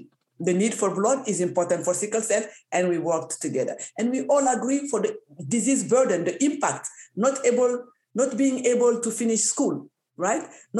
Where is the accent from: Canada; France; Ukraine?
Canada; because I think it's the responsibility of the government to support us, because we're Canadian, like any other disease.